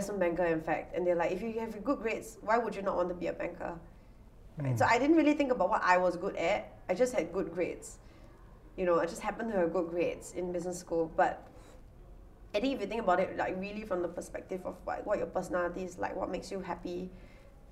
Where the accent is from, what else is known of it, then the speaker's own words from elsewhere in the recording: Singapore; growing up in the Singapore school system